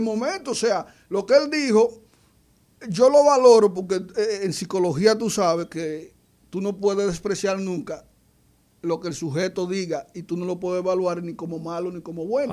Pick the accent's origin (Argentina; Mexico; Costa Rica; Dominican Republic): Dominican Republic; Belén; now in Santo Domingo, Dominican Republic; mi pueblo se llama Belén